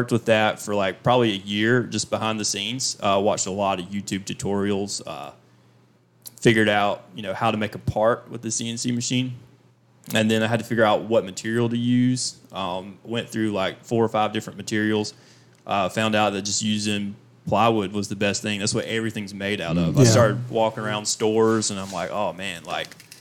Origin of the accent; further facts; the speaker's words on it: Fair Play, South Carolina, United States; I'm from Fairplay, South Carolina, where I was growing up, where I grew up